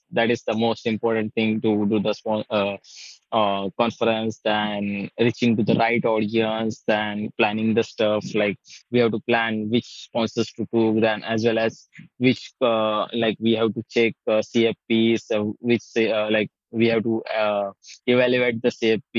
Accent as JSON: {"language": "English", "country": "India", "said": "I'm from India."}